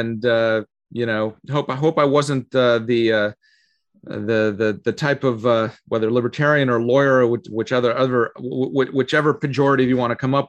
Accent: Canada; also born or lived in Russia; now in Falls Church, United States; I was born in Russia. We immigrated to Canada when I was little, and then I came to the U.S. I'm one of the few people you'll meet who's naturalized twice in his life.

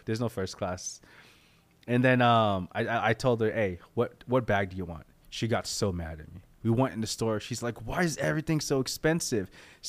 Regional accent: Philippines; I'm not Mexican. I'm Filipino.

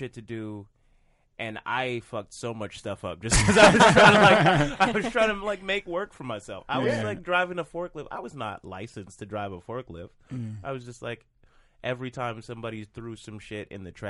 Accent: Atlanta, Georgia, United States; I grew up in Atlanta

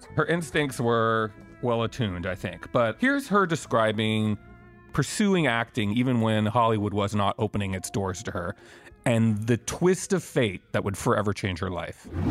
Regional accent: Quebec, Canada; I'm from Quebec

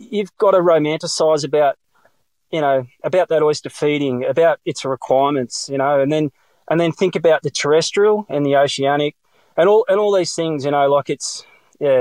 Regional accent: South Gippsland, Victoria, Australia; moved away as an adult; also born or lived in Melbourne, Australia; now in far south coast, New South Wales, Australia; I was born in Melbourne, actually, in the eastern suburbs of Mitcham, but I grew up in South Gippsland

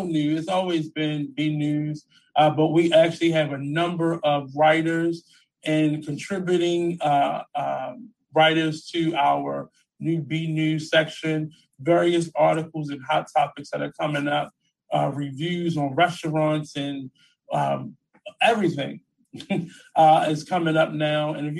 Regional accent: Baltimore, Maryland, United States; moved away as an adult; now in Atlanta, United States; I'm originally from Baltimore, Maryland

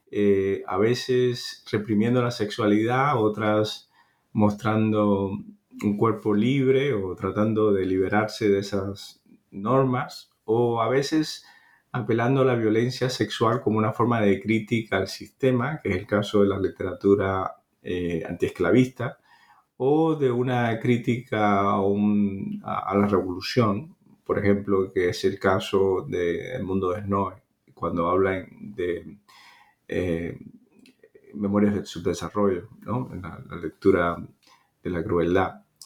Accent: Cuba; nací en Cuba

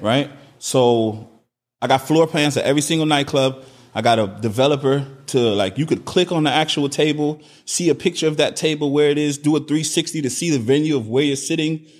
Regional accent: Miami, Florida, United States; also born or lived in New Orleans / Trinidad (ancestry); I was born in New Orleans, but I grew up in Miami, Florida.

